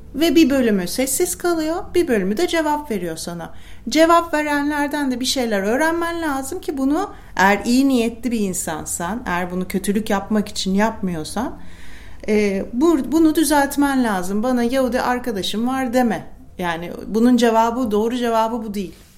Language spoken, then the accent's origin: Turkish; Turkey; Hani vatandaşlık bağıyla ben Türkiye'ye bağlıyım.